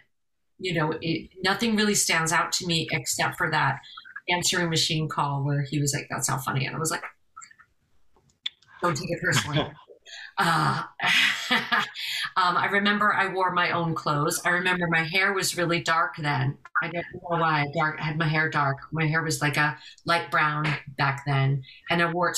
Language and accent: English; Amityville, New York, United States; moved away as an adult; also born or lived in West Gilgo Beach, New York / London, United Kingdom; now in Los Angeles, United States; I grew up in Amityville, and then we moved to West Gilgo Beach, which is 5 miles east of Jones Beach, that little strip of land.